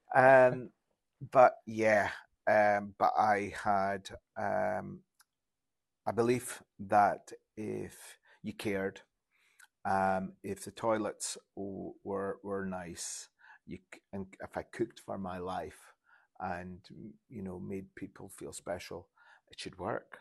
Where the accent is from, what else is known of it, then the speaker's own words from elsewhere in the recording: Insch, Scotland, United Kingdom; also born or lived in Grimsby; I'm from Inch